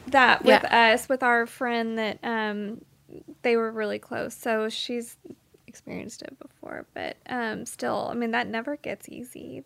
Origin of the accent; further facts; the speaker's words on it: Dallas, Texas, United States; I went to high school in Dallas